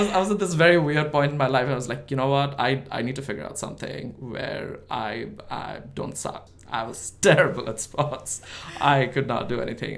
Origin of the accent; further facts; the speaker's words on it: India; English is a second language; moved away as an adult; now in United States; I grew up in India, yeah. I grew up in this small town in India